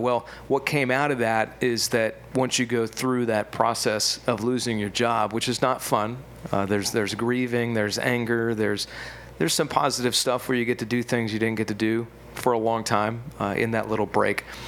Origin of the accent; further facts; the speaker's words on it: Johnstown, Pennsylvania, United States; moved away as an adult; also born or lived in Eastern Ohio; now in Charlotte, United States; I grew up in Western Pennsylvania